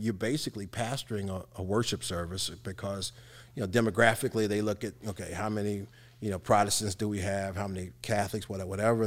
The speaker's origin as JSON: {"language": "English", "town": "Evansville", "region": "Indiana", "country": "United States", "tie": "born or raised there", "said": "I grew up in one of those housing communities, which was the Fulton Square, Cedar Hall"}